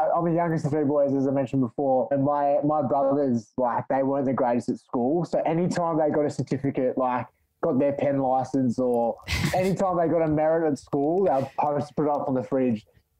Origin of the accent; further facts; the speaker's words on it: Melbourne, Victoria, Australia; I'm currently back home in Melbourne, in the eastern suburbs, a little small town in Melbourne.